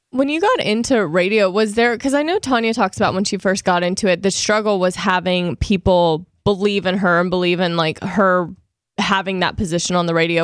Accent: Louisiana, United States; we're both from Louisiana.

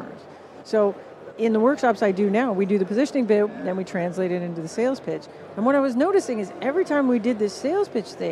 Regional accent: Canada; accent: Canadian; my glorious Canadian accent

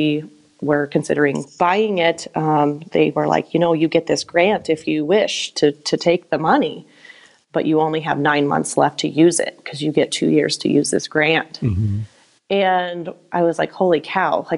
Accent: Anthon, Iowa, United States; also born or lived in Mapleton; my hometown of Anthon

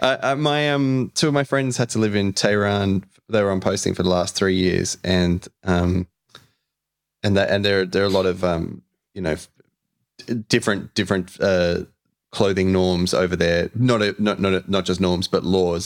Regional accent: Australia; also born or lived in Brunswick, Melbourne

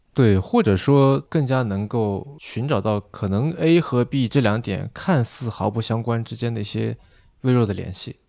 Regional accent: China; 尤其对我们中国人而言

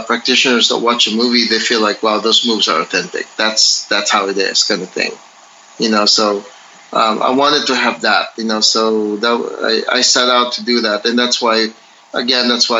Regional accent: Philippines; me being Filipino and also a practitioner of Filipino martial arts

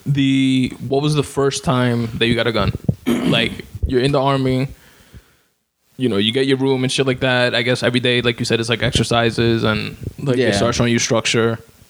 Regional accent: New York, United States; I'm from Queens. I'm from Brooklyn.

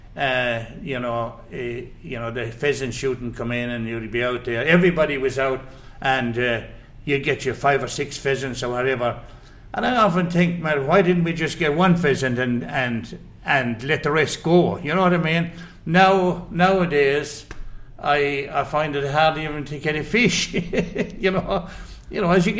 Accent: County Clare, Ireland; also born or lived in Galway; now in Australia; I was born in Galway. I was raised in Clare.

